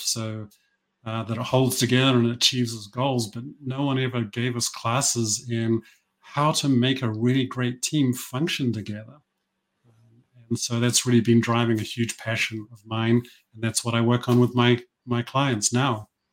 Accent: New Zealand; moved away; I grew up in New Zealand. This is where this accent comes from.

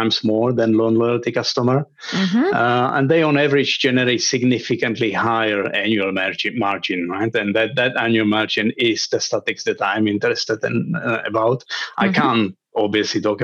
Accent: Prague, Czechia; also born or lived in London; I'm from Prague, originally based here in Prague, back home again

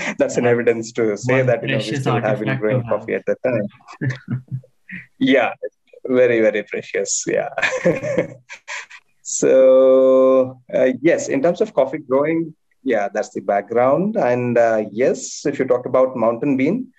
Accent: Chikmagalur, Karnataka, India; I have been born and brought up in my plantation. We are basically from Chikmagalur

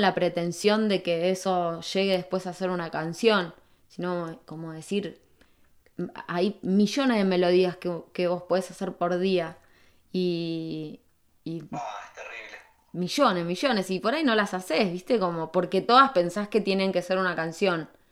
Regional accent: San Martín, Argentina; moved away as an adult; also born or lived in Buenos Aires; en Buenos Aires viví 15 años, un montón. Había vivido lo, lo mismo más o menos que viví en, en San Martín, lo viví en Buenos Aires

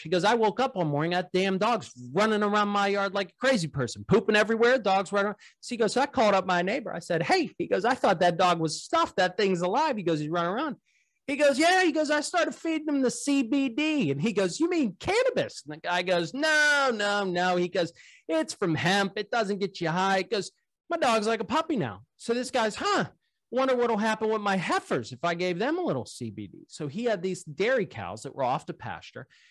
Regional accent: Pittsburgh, Pennsylvania, United States; also born or lived in Cleveland, Ohio; I'm from Pittsburgh

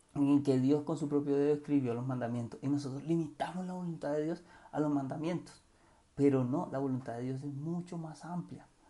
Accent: Cartagena, Bolívar, Colombia; yo soy de Cartagena

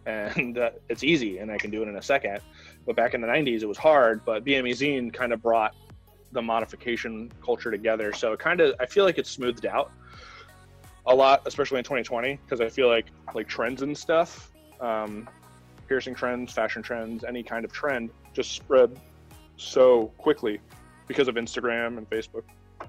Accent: New Jersey, United States; And it's like wild to say that I'm from New Jersey. Like, because once you're from New Jersey, like, you don't usually leave New Jersey.

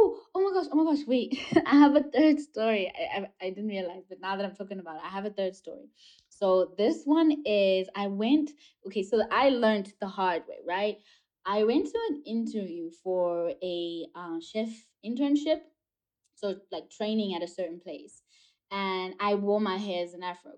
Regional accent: South Africa; growing up in South Africa and seeing American movies and TV

